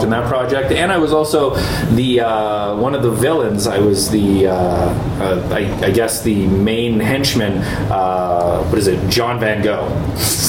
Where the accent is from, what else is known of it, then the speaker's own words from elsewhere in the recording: Canada; In Canada